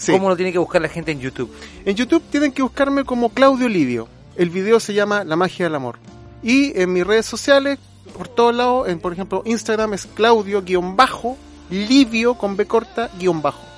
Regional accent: Casablanca, Valparaíso, Chile; Somos de allá

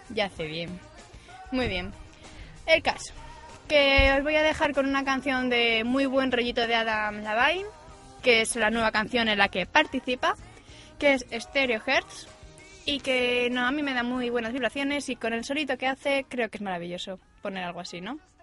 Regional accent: Asturias, Spain; Soy asturiana

